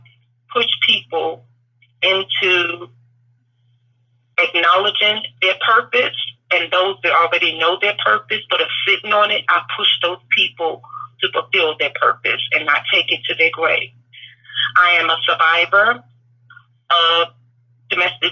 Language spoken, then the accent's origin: English; North Carolina, United States; also born or lived in Brooklyn, New York / New Jersey; I am originally from Brooklyn, New York, and I relocated as a child to North Carolina